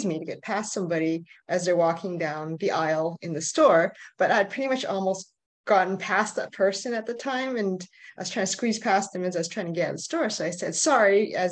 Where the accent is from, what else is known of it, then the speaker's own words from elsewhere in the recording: Canada; I'm from Canada. I grew up here.